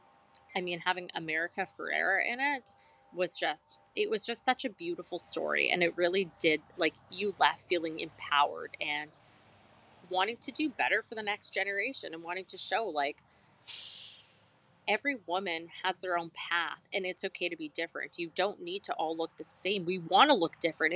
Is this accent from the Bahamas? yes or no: no; Canada; we're Canadian.